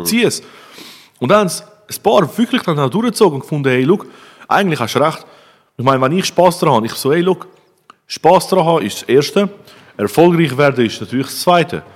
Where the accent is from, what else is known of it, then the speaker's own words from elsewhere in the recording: Switzerland; bei uns in der Schweiz